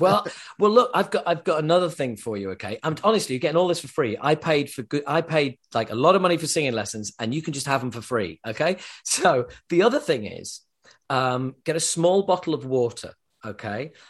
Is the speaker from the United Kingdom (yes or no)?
yes; Yorkshire and the Humber, United Kingdom; accent: Yorkshire; I was brought up in Yorkshire, in England